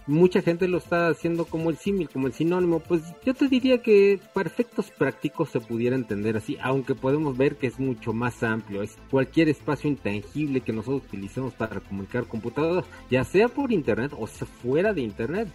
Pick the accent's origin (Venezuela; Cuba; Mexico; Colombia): Mexico